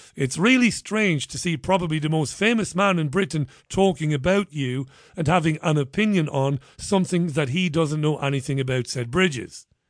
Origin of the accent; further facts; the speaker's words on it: Ireland; I'm Irish.